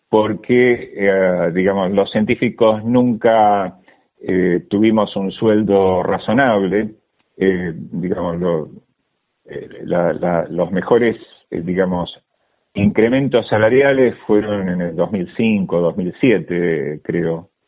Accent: Sarandí, Buenos Aires Province, Argentina; born there; also born or lived in Berazategui; yo nací en Sarandí, en la mm, en el partido de Avellaneda y eh, pasé muchos años en Verazategui.

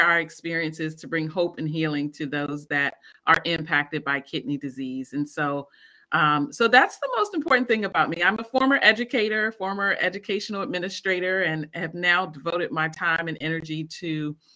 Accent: Maryland, United States; also born or lived in Washington, D.C.; I am from Maryland. I was born and raised in Maryland. Born in D.C., but raised in Maryland

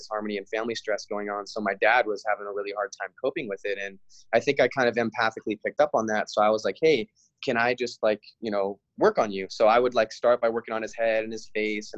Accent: Big Island, Hawaii, United States; now in California, United States; I was born and raised in Hawaii on the Big Island

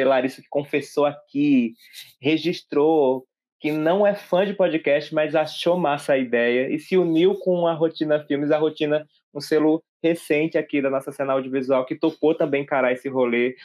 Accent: Santana do Ipanema, Alagoas, Brazil; eu sou natural de Santana do Ipanema, to, todos nós estamos falando aqui de Alagoas, de Maceió, da capital, no caso, mas sou natural dessa cidade que fica no sertão, aqui de Alagoas

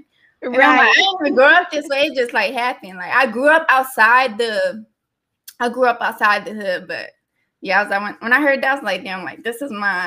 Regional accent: Pennsauken, New Jersey, United States; I grew up in the suburbs too. I'm from New Jersey. So I grew up in a small town called Pennsauken.

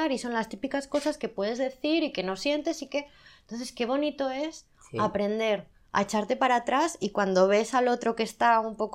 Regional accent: Zaragoza, Aragon, Spain; soy de Zaragoza. Y en Zaragoza gritamos mucho.

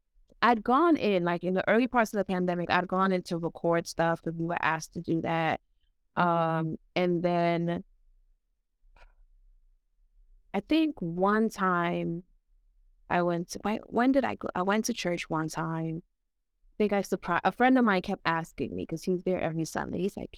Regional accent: New York City, New York, United States; That's the type of church I grew up in New York City. It is very Caribbean. It's very different from American church.

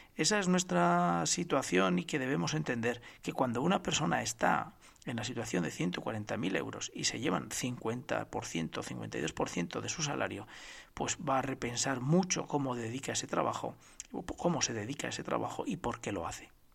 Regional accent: Spain; que somos todos los españoles

